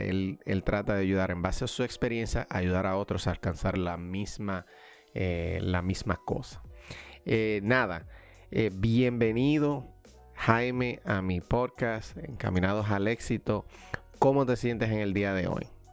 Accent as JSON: {"language": "Spanish", "country": "Dominican Republic", "tie": "born or raised there", "moved": "as an adult", "lives_now": "United States", "said": "mi país natal, República Dominicana"}